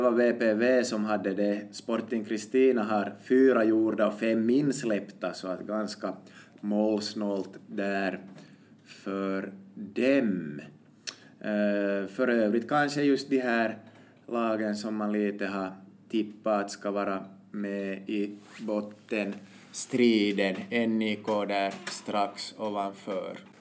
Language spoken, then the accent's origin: Swedish; Finland; vi är ju finländare